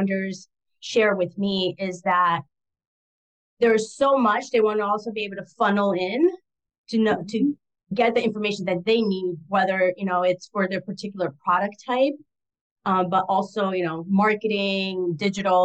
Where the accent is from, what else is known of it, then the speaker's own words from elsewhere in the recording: Brazil; moved away; I am from Brazil originally. So while I identify as a Latina, my heritage is from Brazil. So we speak Portuguese